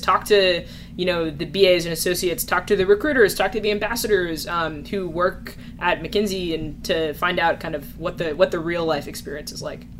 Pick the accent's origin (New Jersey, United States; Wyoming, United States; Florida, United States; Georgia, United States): New Jersey, United States; moved away as an adult; also born or lived in California; now in New York, United States; I grew up in New Jersey.